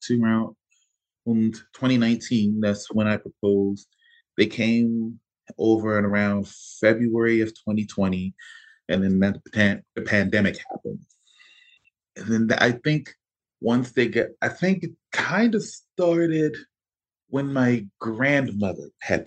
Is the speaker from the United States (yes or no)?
yes; Baltimore, Maryland, United States; moved away as an adult; We got married in the courthouse back in my hometown of Baltimore